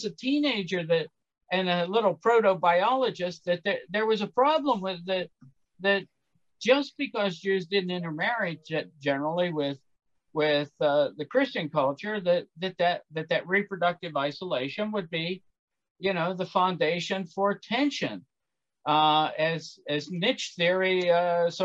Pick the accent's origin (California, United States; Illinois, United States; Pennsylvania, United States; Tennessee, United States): Pennsylvania, United States; Pittsburgh; I grew up in Pittsburgh